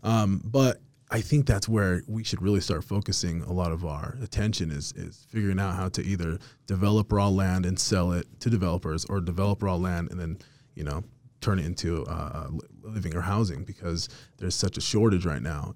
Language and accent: English; Salt Lake City, Utah, United States; also born or lived in Las Vegas, Nevada; grew up in the city, grew up over here in the city, lived downtown for about ten years.